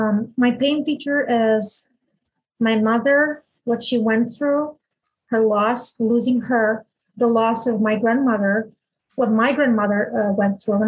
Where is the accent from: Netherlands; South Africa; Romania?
Romania; I was born in Romania in 1981